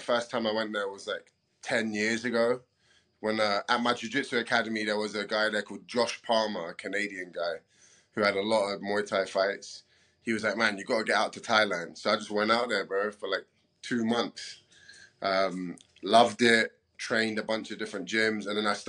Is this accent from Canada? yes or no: no; London, United Kingdom; moved away as an adult; now in United States; Bro, so I'm only half Greek. My dad's Greek. My mom is Brazilian. But I'm born and bred in London, so I'm a bit of a mongrel mixed up. So I have cultures and bloodlines to the mix, you know. I'm a born and bred Londoner.